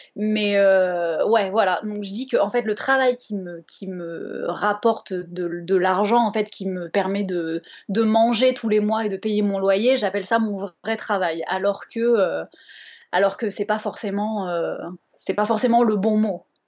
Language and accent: French; Bordeaux, Nouvelle-Aquitaine, France; Je viens de Bordeaux